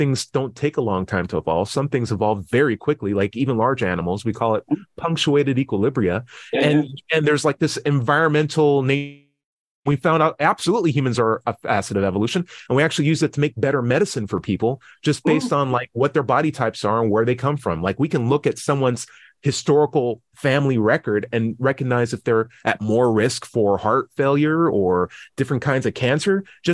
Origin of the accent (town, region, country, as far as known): United States